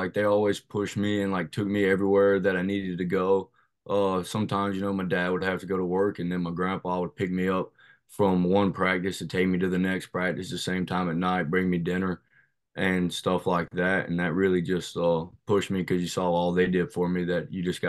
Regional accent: Shelby, North Carolina, United States; I'm from Shelby, North Carolina, just about an hour west of Charlotte.

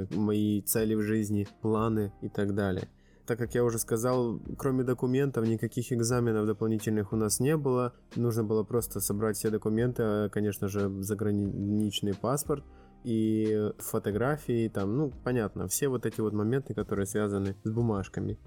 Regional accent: Bila Tserkva, Kyiv Oblast, Ukraine; moved away as an adult; now in Poznań, Poland; Я родился и вырос э, в Киевской области, в городе Белая Церковь, Украина

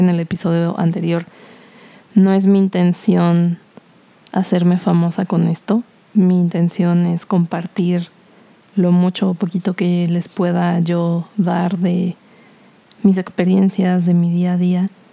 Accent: Cuernavaca, Morelos, Mexico; born or raised there; moved away as an adult; also born or lived in Mexico City

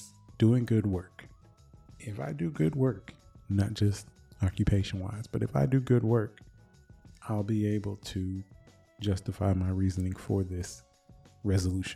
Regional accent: Michigan, United States; I'm from Michigan.

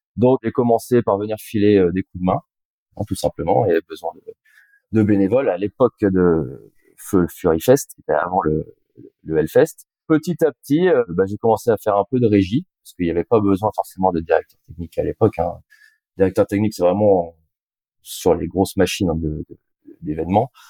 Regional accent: Lorient, Brittany, France; also born or lived in Rennes; je suis de Lorient

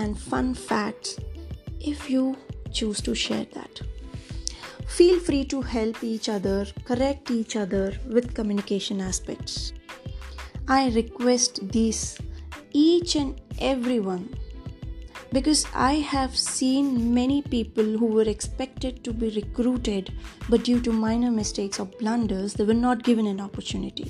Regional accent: Hyderabad, Telangana, India; I'm in my mid-30s. I'm from Hyderabad

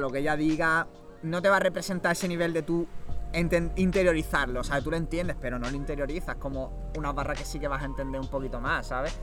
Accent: Málaga, Andalusia, Spain; soy de aquí de Málaga de toda la vida

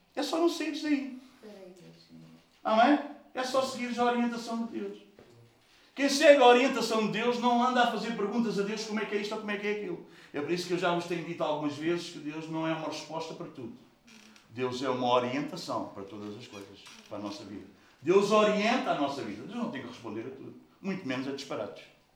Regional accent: Portugal; nós somos portugueses

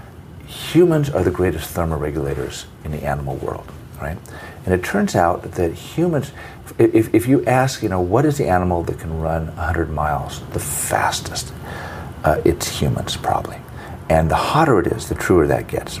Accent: Fresno, California, United States; I grew up in Fresno in Central California

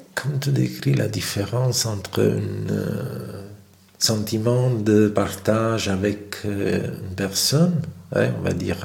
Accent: Naples, Campania, Italy; moved away; Moi, je viens de Naples

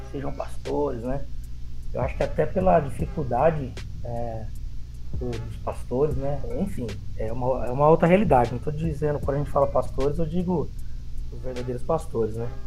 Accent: São Caetano do Sul, São Paulo, Brazil; Eu cresci, nós viemos de São Caetano do Sul, eu cresci lá com os meus avós zeladores

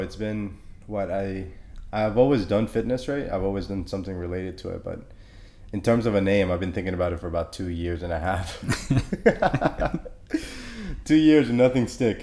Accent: Honduras; I'm from Honduras

